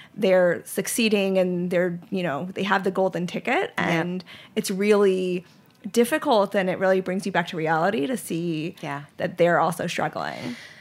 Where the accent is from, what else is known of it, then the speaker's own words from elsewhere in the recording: Charlotte, North Carolina, United States; also born or lived in Lehigh Valley, Pennsylvania; I grew up in Charlotte, North Carolina